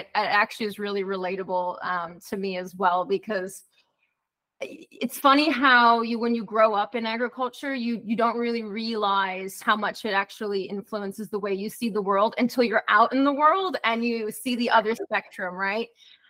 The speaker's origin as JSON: {"language": "English", "town": "Minneapolis", "region": "Minnesota", "country": "United States", "tie": "born or raised there", "said": "I was born in Minneapolis, Minnesota."}